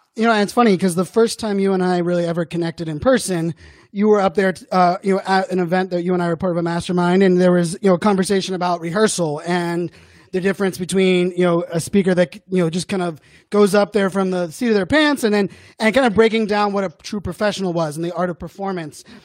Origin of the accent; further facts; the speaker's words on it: Pittsburgh, Pennsylvania, United States; growing up in Pittsburgh